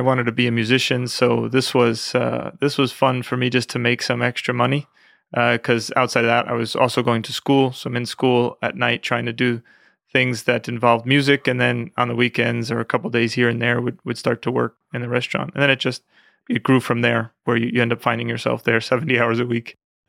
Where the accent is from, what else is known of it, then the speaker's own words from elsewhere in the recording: New York, United States; Westchester County. It was very nice. I grew up with my grandmother from Italy, so she really taught me a lot.